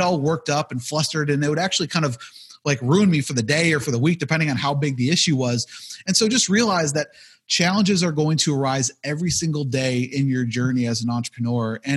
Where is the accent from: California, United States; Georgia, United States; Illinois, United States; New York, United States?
New York, United States; Buffalo; I'm from Buffalo, New York